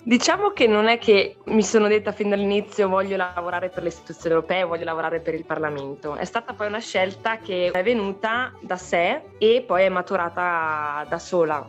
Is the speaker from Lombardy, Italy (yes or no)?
no; Trentino-Alto Adige, Italy; moved away as an adult; also born or lived in Forlì; now in Brussels, Belgium; me ne sono andata da Trentino per studiare a Forlì